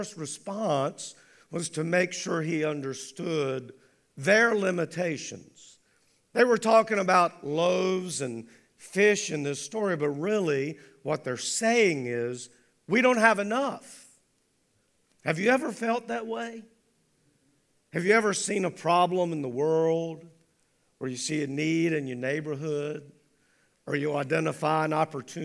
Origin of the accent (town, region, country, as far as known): United States